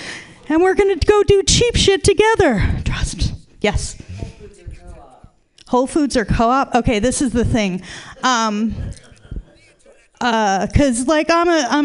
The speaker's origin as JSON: {"language": "English", "town": "Tucson", "region": "Arizona", "country": "United States", "tie": "born or raised there", "moved": "yes", "lives_now": "San Francisco, United States", "said": "I grew up in Tucson, Arizona"}